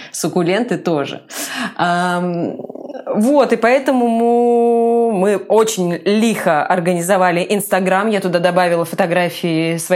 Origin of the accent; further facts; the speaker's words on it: Komsomolsk-on-Amur, Khabarovsk Krai, Russia; also born or lived in Saint Petersburg; все детство и мы провели в зеленых квартирах, и в Комсомольске на Амуре, где я родилась, и в Хабаровске, где мы жили потом, и в Петербурге